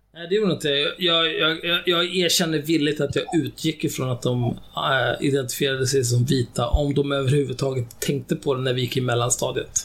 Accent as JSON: {"language": "Swedish", "country": "Sweden", "tie": "born or raised there", "said": "jag är född och uppvuxen i Sverige"}